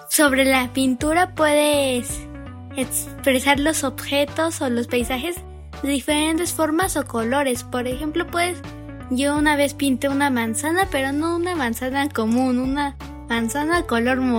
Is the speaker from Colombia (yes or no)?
no; Puebla, Mexico; me inspiré en una cascada que había visto en mi niñez en Puebla.